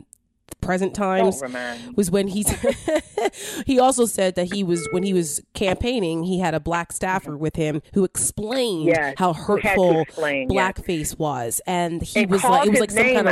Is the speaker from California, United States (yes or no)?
no; New Jersey, United States; I'm from Jersey